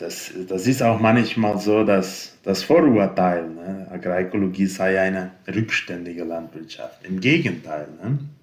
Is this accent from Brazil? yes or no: yes; Brazil; bei uns in Brasilien